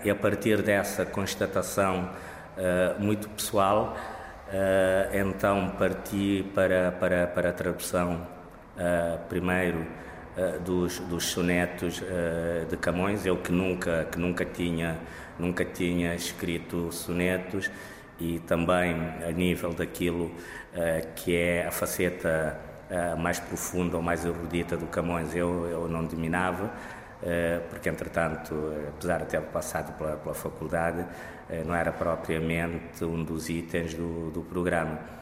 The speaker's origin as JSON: {"language": "Portuguese", "country": "Cape Verde", "first_language": "Cape Verdean Creole", "second_language": "Portuguese", "said": "na minha língua materna, o crioulo de Cabo Verde ou língua cabo-verdiana"}